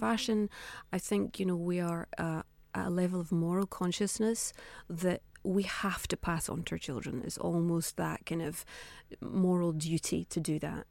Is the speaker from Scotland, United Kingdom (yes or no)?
yes; Scotland, United Kingdom; being Scottish